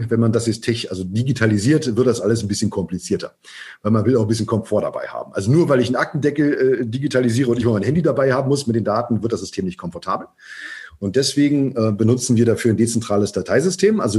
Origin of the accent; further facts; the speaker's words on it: West Germany, Germany; Ich bin jetzt äh, in, äh, ich bin in der BRD äh, geboren, groß groß geworden.